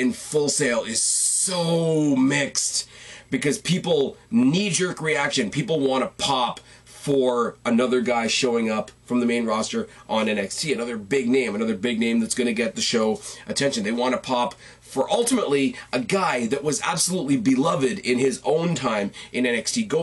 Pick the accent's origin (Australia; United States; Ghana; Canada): Canada; I am the Canadian